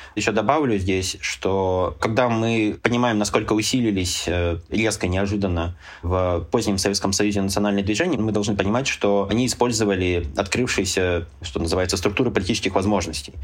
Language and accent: Russian; Urals, Russia; мы же все уральцы